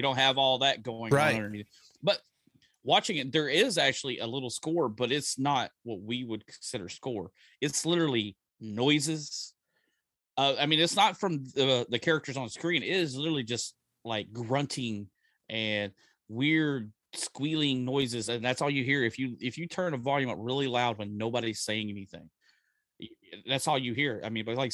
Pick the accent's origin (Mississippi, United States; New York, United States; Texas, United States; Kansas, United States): Texas, United States; growing up in Texas as even a kid